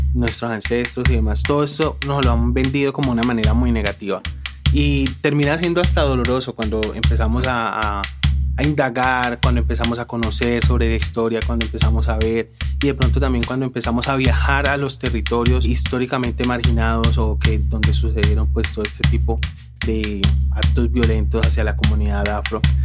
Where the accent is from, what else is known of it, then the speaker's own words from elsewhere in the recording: Palmira, Valle del Cauca, Colombia; also born or lived in Tolima; mi papá se vino como unos días para Palmira y mi mamá dijo como no, me voy, me voy, me voy, me voy. Llegué cuando tenía un mes de nacida